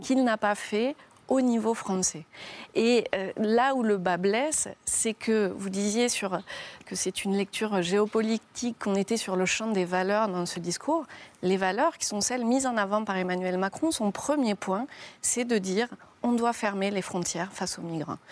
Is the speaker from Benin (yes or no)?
no; France; en tant que femme, en tant que Française, en tant qu'Européenne